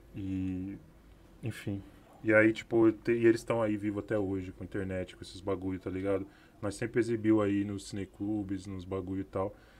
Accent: São Paulo, Brazil; eu sou do Capão

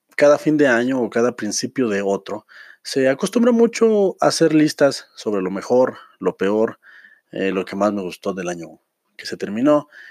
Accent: Mexico; nosotros que somos mexicanos, que estamos en la República Mexicana

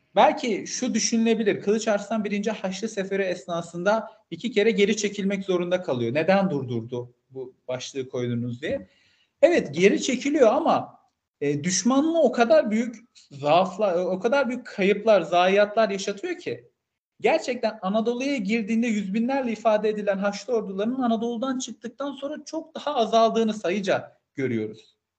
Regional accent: Malatya, Turkey; ben de Malatyalıyım

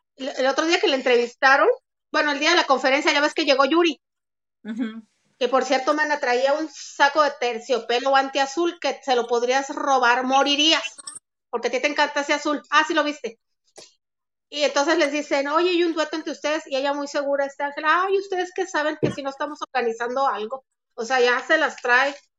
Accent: Mexico; cómo somos los mexicanos

